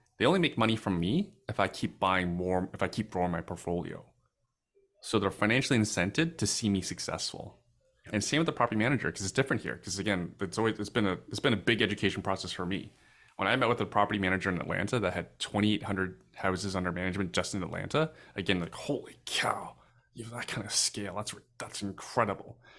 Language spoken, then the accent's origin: English; Canada